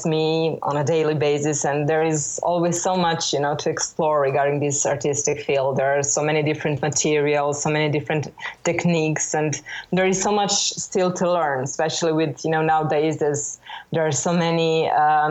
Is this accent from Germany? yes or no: no; Belgrade, Serbia; born or raised there